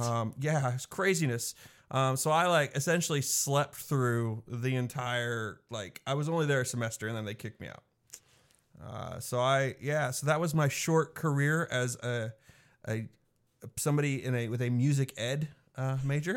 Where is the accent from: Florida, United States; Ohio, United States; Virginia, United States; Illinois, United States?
Illinois, United States; Mattoon; now in McPherson, United States; I grew up in Mattoon, Illinois.